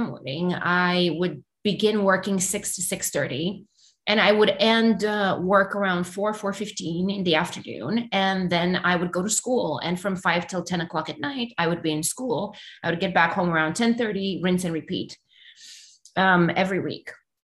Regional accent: Romania; English is a second language; moved away as an adult; now in United States; I still had my whole family back in Romania.

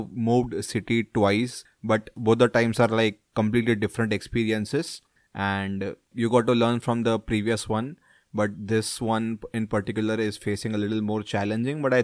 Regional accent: Mumbai, Maharashtra, India; also born or lived in Pune; all of us who are born and brought up in Mumbai will be Mumbaikars

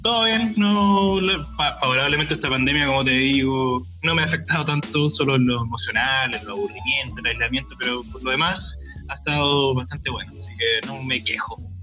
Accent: Chile; lo guático que somos los chilenos

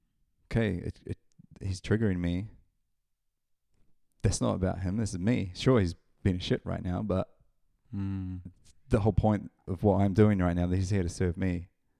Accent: Palmerston North, Manawatū-Whanganui, New Zealand; also born or lived in Auckland; Yeah, Palmerston North, New Zealand, 1984. Moved around a lot in New Zealand growing up, and settled in Auckland for a while, from age of 15 to 24

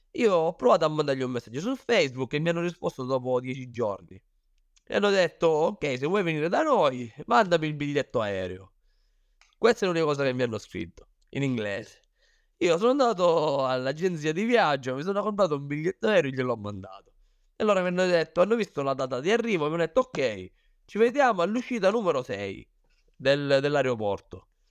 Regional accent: Sicily, Italy; moved away as an adult; also born or lived in Thailand; io ho iniziato qua in Sicilia, come hai detto, perché sono siciliano

